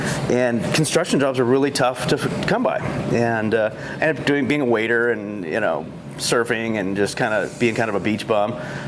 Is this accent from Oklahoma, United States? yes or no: no; Los Angeles, California, United States; moved away as an adult; also born or lived in Minnesota / San Diego; now in Eugene, United States; I grew up in Los Angeles. I was born in Minnesota, and ended up going to school in San Diego.